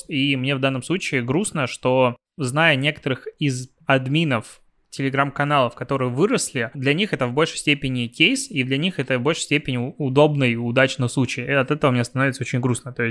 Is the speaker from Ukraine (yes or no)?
no; Belarus; я, наверное, как белорус, я даже не знаю, вот значит ли это, что я могу начинать сейчас, данную секунду, тему про телеграм?